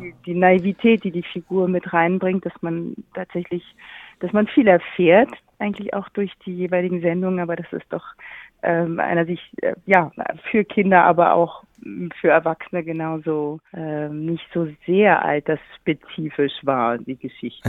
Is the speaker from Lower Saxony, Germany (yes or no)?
no; Berlin, Germany; ich bin in Berlin geboren und aufgewachsen